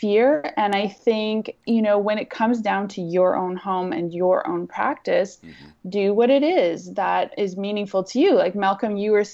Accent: Canada; as a Canadian, we have a very different perspective

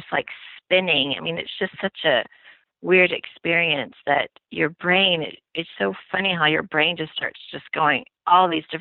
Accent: Austin, Texas, United States; also born or lived in Houston / Fort Worth / New York; I am basically a native Texan. I was born in Houston, and we moved to Austin when I was about 8 years old with my family

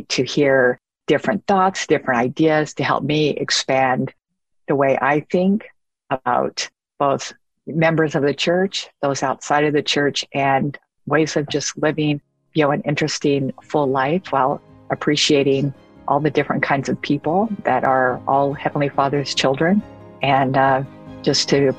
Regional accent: Fresno, California, United States; I'm from Fresno, California

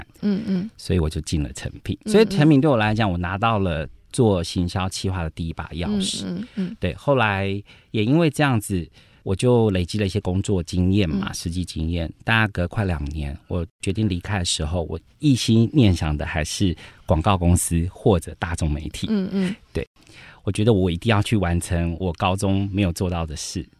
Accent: Taiwan; 我自己在眷村长大二十三年

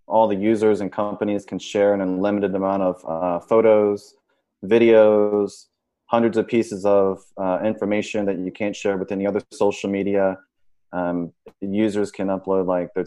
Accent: Richmond, Virginia, United States; now in Miami Beach, United States; I'm originally from Richmond, Virginia

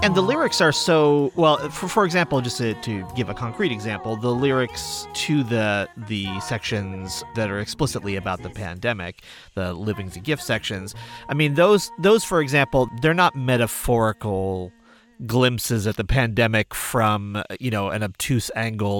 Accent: Lenox, Massachusetts, United States; my hometown of Lenox, Mass.

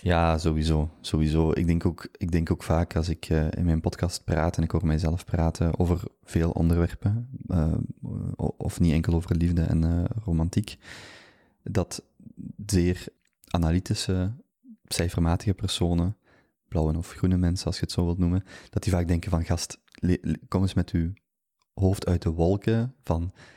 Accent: Genk, Flanders, Belgium; moved away as an adult; now in Antwerp, Belgium; ik ben eigenlijk van Genk. Ik heb daar, uh, ben daar geboren, opgegroeid, tot en met mijn 25ste gewoond

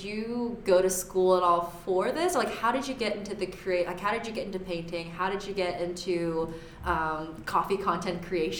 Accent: the South, United States; I'm from the South

